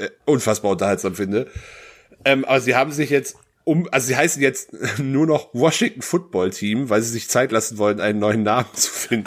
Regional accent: North Rhine-Westphalia, Germany; meine Heimatstadt hat 22.000 Einwohner, was in NRW jetzt, was in Sachsen-Anhalt eine Kreisstadt ist, in NRW aber eher so interessiert keinen.

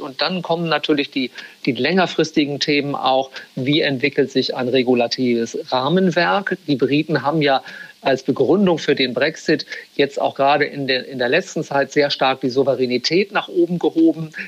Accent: Bremen, Germany; moved away as an adult; also born or lived in Frankfurt; now in London, United Kingdom; Ich bin gebürtiger Bremer, also aus Norddeutschland

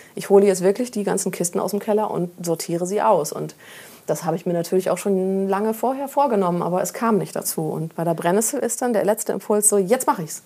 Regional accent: Friesland, Lower Saxony, Germany; now in Hamburg, Germany; ich bin in Friesland groß geworden, so richtig schön auf dem Dorf und sehr ländlich und sehr grün

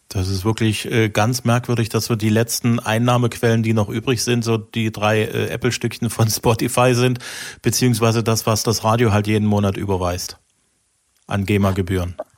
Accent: East Germany, Germany; ich komme ja aus der Osthälfte des Landes

